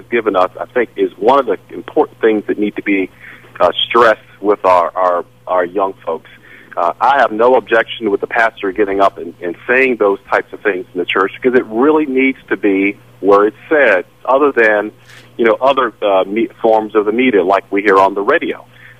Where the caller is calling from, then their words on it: Virginia Beach, Virginia, United States; Hi, I'm calling from Virginia Beach.